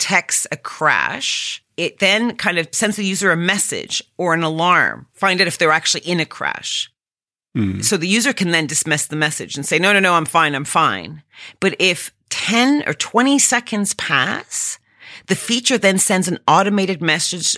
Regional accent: Canada; as a Canadian

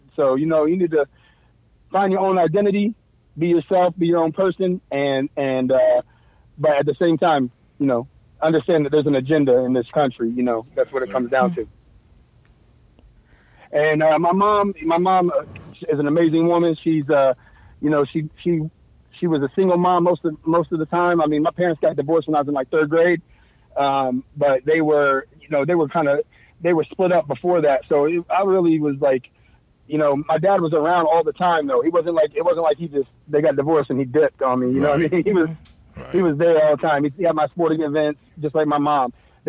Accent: Terre Haute, Indiana, United States; also born or lived in Fort Bragg, North Carolina; Oh, no, actually, I take it back. I wasn't born in Terre Haute.

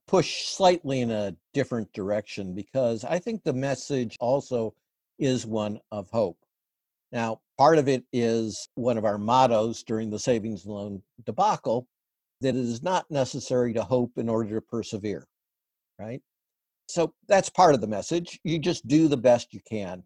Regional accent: Midwest, United States; I grew up in the Midwest

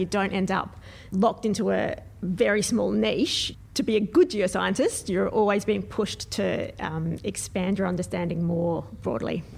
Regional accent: Adelaide, South Australia, Australia; I'm from Adelaide, at least in South Australia

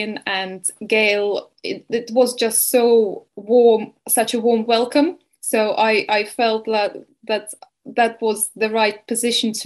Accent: Estonia; moved away as an adult; also born or lived in Bournemouth, England; now in Spain; originally I'm from Estonia

